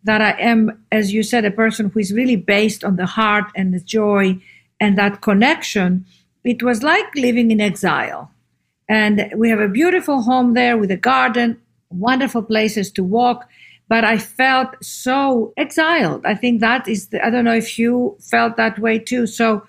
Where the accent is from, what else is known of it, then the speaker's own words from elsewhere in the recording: Athens, Attica, Greece; moved away; also born or lived in London / New York; I was brought up in Greece. My mother left my father when Ariana and I were teenagers. And we were raised in a small little apartment in Athens